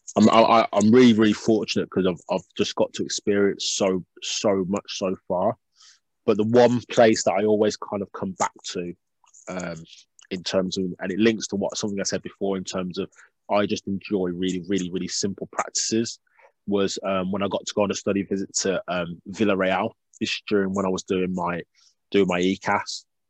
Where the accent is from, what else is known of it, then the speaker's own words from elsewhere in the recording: Birmingham, West Midlands, United Kingdom; I'm from Birmingham